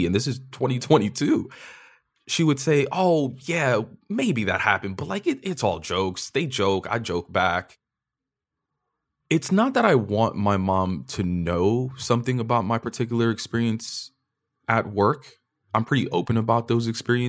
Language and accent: English; New York, United States; As a kid growing up in New York